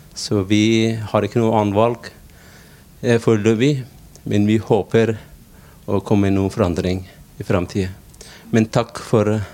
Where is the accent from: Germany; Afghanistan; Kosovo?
Afghanistan; Norwegian is a second language; now in Norway; Jeg kommer fra Afghanistan